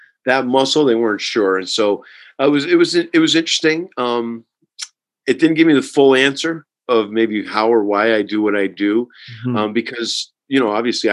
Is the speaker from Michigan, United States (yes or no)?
no; Herkimer, New York, United States; I'm from Herkimer, New York, which is in upstate New York near the beginning of the Adirondack Mountains.